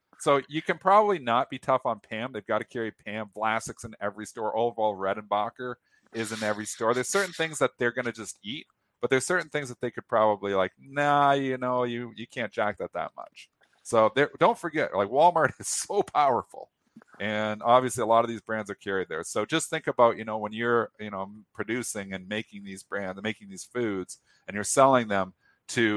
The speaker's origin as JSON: {"language": "English", "town": "Leamington", "region": "Ontario", "country": "Canada", "tie": "born or raised there", "said": "I was born in Leamington. And where the Heinz factory was."}